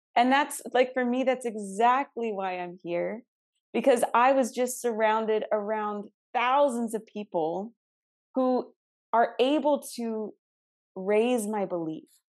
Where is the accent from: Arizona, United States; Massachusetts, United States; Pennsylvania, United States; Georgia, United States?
Arizona, United States; I'm from Arizona.